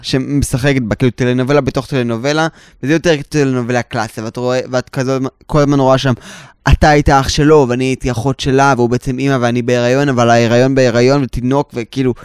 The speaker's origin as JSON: {"language": "Hebrew", "town": "Tel Aviv", "region": "Tel Aviv District", "country": "Israel", "tie": "born or raised there", "said": "ואני גדלתי בתל אביב, עדיין"}